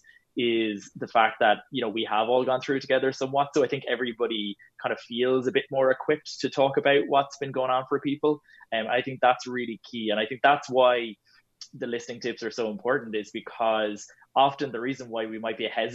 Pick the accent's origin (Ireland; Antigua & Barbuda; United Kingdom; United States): Ireland; we're so good as Irish people